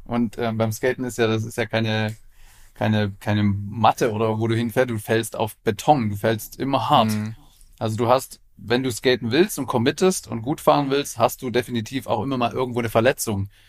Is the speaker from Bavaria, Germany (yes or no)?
no; Leipzig, Saxony, Germany; ich komme ja aus Leipzig